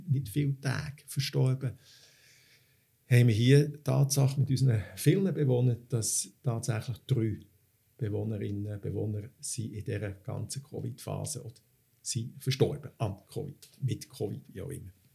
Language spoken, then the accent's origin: German; Switzerland; bei uns in der Schweiz